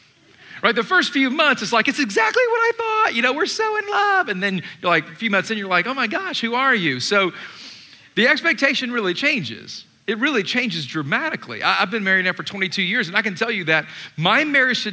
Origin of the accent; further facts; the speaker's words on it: Atlanta, Georgia, United States; moved away; I grew up in Atlanta. I was born and raised there